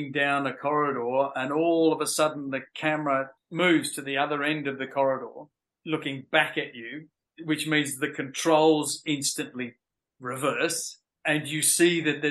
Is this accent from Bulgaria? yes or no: no; Australia; also born or lived in London, United Kingdom; I moved to Australia when I was 10 from London